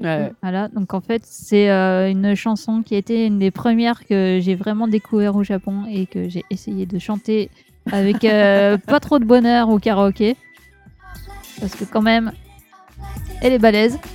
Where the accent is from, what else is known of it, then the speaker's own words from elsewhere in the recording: Burgundy, Bourgogne-Franche-Comté, France; moved away; je viens de Bourgogne.